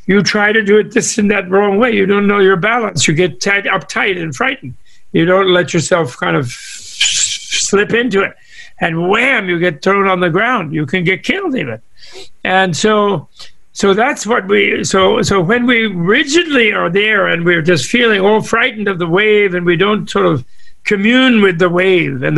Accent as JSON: {"language": "English", "region": "New York", "country": "United States", "tie": "born or raised there", "said": "I grew up in New York, not in California"}